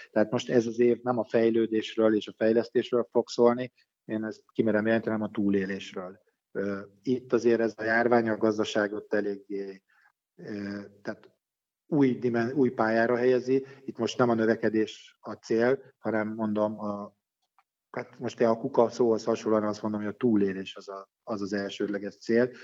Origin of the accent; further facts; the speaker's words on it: Pécs, Baranya, Hungary; also born or lived in Budapest; Én hát alapvetően Pécsi vagyok, én Pécsen születtem, Pécsen tanultam, Pécsen élek mindennapjékat